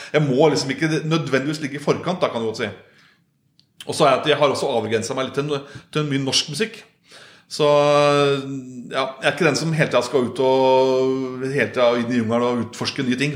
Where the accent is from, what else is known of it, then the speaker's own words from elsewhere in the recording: Solør, Innlandet, Norway; jeg er oppvokst på Kirketein oppe i Soler